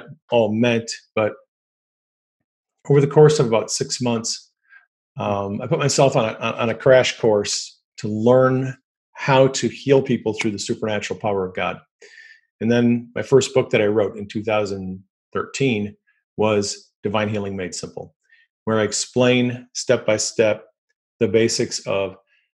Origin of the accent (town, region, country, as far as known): United States